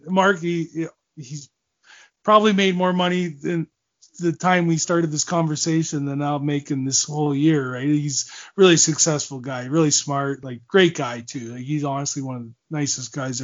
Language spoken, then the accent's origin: English; Owen Sound, Ontario, Canada; I grew up watching him in Owen Sound